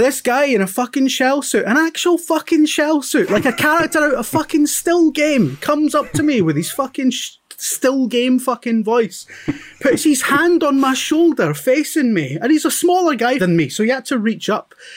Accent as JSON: {"language": "English", "area": "Scottish Central Belt", "region": "Scotland", "country": "United Kingdom", "tie": "born or raised there", "also_born_or_lived": "England", "moved": "as an adult", "said": "we grew up in the Scottish Central Belt"}